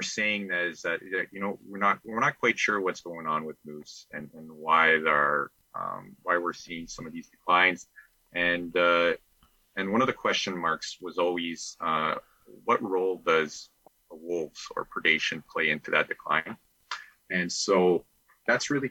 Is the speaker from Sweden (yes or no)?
no; Eastern Manitoba, Canada; also born or lived in Winnipeg, Canada; I grew up in Eastern Manitoba, so in the Saint-Georges or Pine Falls area